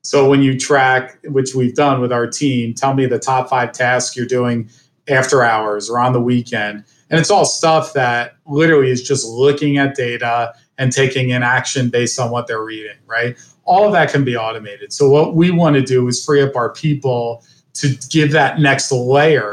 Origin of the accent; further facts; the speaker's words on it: New Jersey, United States; now in Cleveland, United States; I grew up in New Jersey